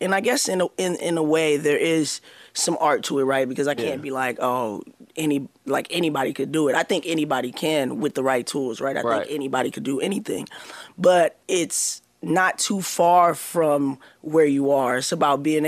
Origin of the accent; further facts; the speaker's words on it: Los Angeles, California, United States; I'm from Los Angeles, California